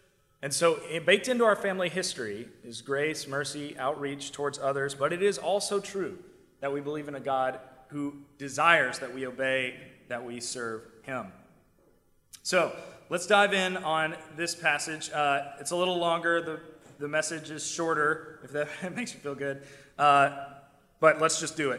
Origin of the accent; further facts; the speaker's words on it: South Carolina, United States; now in New York, United States; I'm from South Carolina